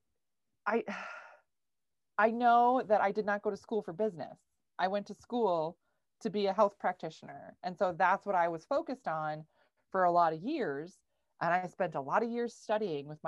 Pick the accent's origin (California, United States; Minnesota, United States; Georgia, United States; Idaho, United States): Minnesota, United States; I live in Minnesota. I'm from Minnesota. I grew up on a goat farm.